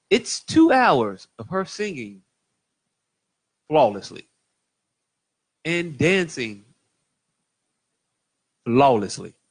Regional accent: Jacksonville, Mississippi, United States; from I'm from I'm from Jacksonville, Mississippi.

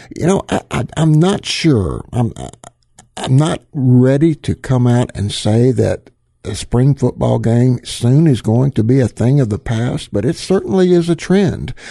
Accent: the South, United States; I'm actually a Southerner. I'm born and raised in the South

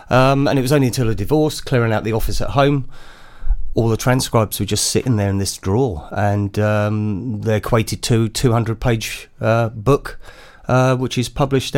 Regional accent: Wales, United Kingdom; also born or lived in London; born and bred in Wales, but spent many years in London as a music journalist, so the accent's gone.

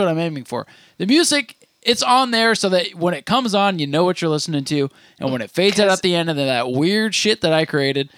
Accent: Vermont, United States; Just because we're from Vermont where there's more cows.

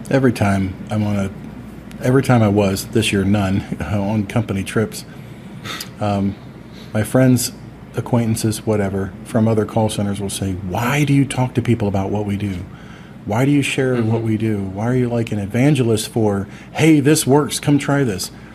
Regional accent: Deltona, Florida, United States; back in my hometown of Deltona, Florida

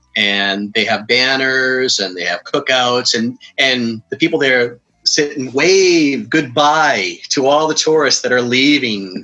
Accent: Cape Cod, Massachusetts, United States

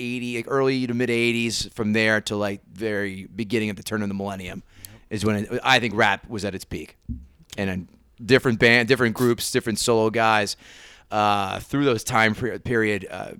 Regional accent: Princeton, New Jersey, United States; I grew up in Princeton, so it wasn't that many black guys running around that town.

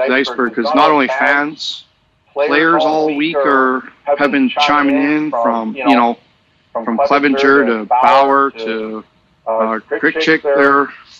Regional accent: Canada; as a Canadian

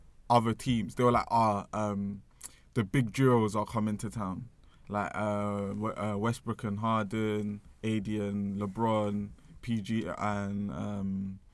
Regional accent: Nigeria; we're both Nigerian.

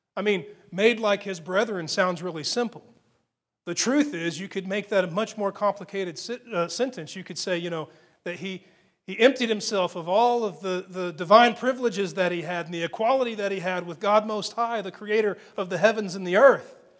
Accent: Texas, United States; being an American and especially being a Texan

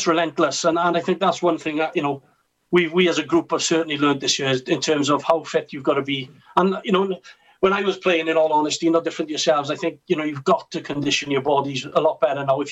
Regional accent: Carmarthen, Wales, United Kingdom; I joined from Carmarthen, my hometown club, in 2002

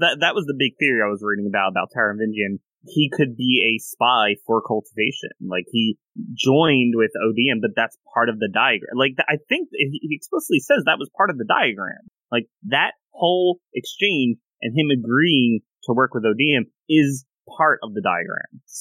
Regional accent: United States; I am American, so I know American history

